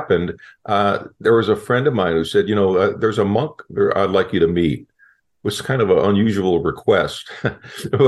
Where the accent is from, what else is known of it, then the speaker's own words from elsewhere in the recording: Chicago, Illinois, United States; moved away; also born or lived in Southern California; I grew up in Chicago and kind of a tough neighborhood